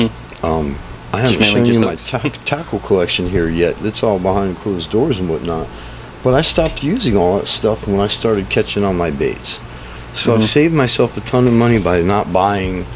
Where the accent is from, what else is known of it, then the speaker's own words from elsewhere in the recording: Manassas, Virginia, United States; now in Yuma, United States; I'm from Manassas, Virginia